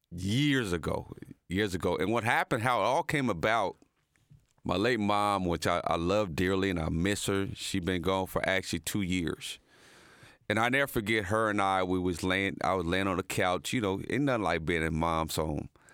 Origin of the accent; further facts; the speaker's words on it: Muncie, Indiana, United States; moved away as an adult; also born or lived in Dallas, Texas; my hometown of Delaware County